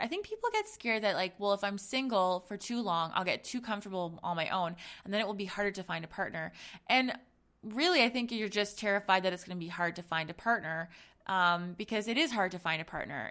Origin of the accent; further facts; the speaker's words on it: Zambia; I'm from Zambia, um, and so my family is, is from there as well